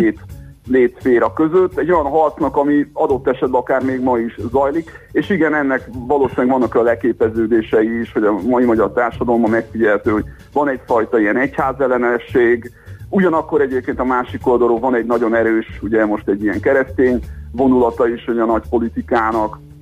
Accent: Great Hungarian Plain, Hungary; magam is alföldi vagyok

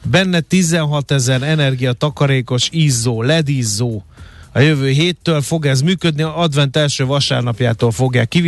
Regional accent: Hungary; mindegy, magyar vagyok, megértem a mamámat

